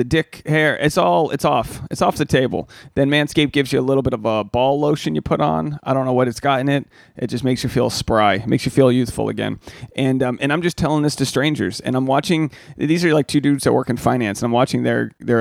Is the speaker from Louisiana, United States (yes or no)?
no; Newport, Rhode Island, United States; I was growing up in Newport, it was like not, you know, it's a middle class town